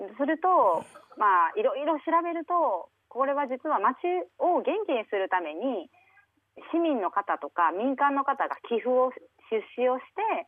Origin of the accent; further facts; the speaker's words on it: Osaka, Japan; also born or lived in Tokyo; now in Nagareyama, Japan; 私出身は大阪なんです